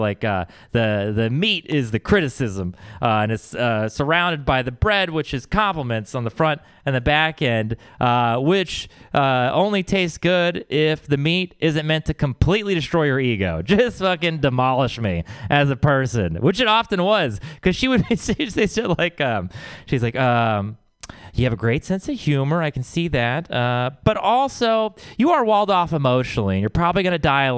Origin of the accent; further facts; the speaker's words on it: Texas, United States; I grew up in the Bible Belt where it is all about Jesus